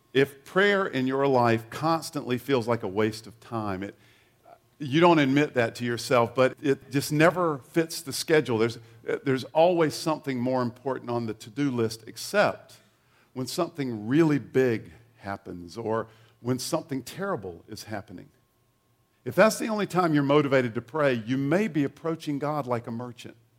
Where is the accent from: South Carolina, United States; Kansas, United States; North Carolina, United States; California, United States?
South Carolina, United States; eastern; moved away; I grew up in uh, a small town in eastern South Carolina